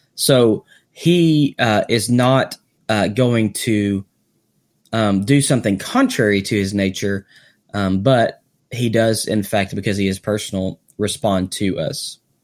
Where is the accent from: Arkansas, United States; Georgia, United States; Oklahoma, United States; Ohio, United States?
Arkansas, United States; I'm from Arkansas